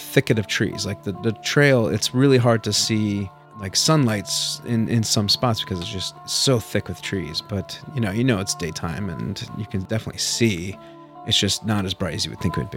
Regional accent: Nebraska, United States; my family, when we grew up in Nebraska

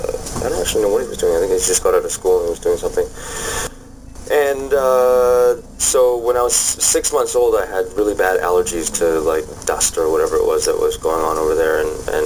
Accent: Canada; born or raised there; also born or lived in Hong Kong

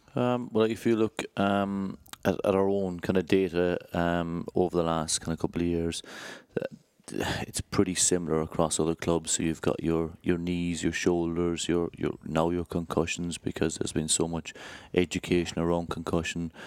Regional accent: Ireland; moved away as an adult; now in United Kingdom; I grew up, um, in Ireland, obviously by my accent.

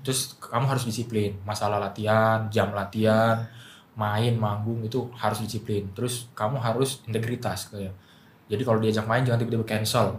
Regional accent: Medan, North Sumatra, Indonesia; now in Jakarta, Indonesia; Gua masuk ke sekolah musik kayak G B I kalau di Medan. Gua dari Medan

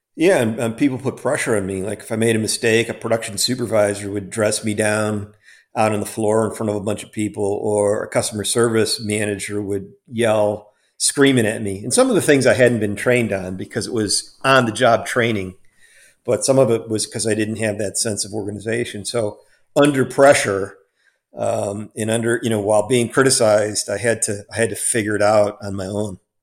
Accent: Chicago suburbs, Illinois, United States; I grew up in the Chicago suburbs

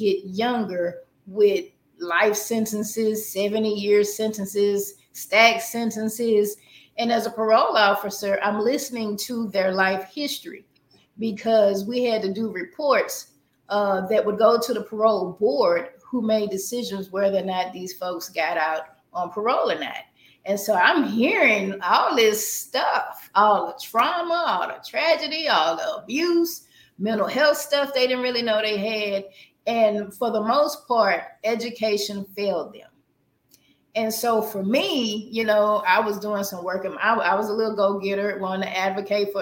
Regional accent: Port Arthur, Texas, United States; Born and raised in Port Arthur, Texas

